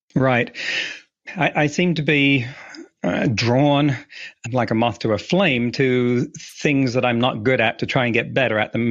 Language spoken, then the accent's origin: English; England, United Kingdom; moved away as an adult; also born or lived in California; now in Vancouver Island, Canada; I grew up in England